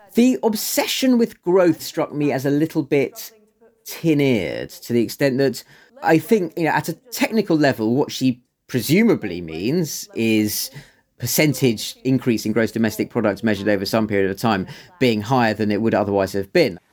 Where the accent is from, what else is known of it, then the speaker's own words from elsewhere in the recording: London, United Kingdom; I don't live, live in North London, but I grew up in North London